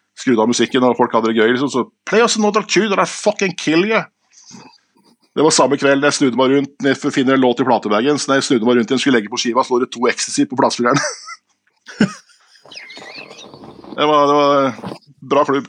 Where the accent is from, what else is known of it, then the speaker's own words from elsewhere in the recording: Skien, Vestfold og Telemark, Norway; moved away; also born or lived in Stavanger; jeg er fra Skien, men jeg bodde i Stavanger.